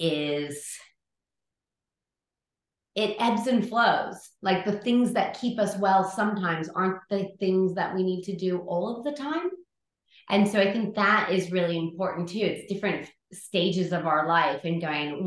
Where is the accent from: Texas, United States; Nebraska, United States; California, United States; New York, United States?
California, United States; moved away as an adult; now in Adelaide, Australia; I'm from California, and that is where I did my schooling